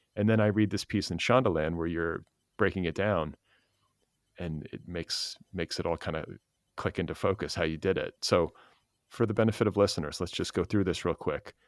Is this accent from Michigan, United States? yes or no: no; Milwaukee, Wisconsin, United States; moved away; I grew up in Milwaukee, part of my childhood, in Wisconsin